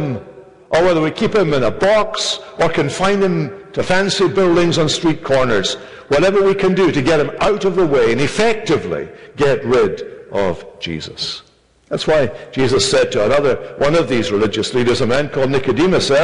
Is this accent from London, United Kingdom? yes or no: no; Scotland, United Kingdom; moved away; I come from Scotland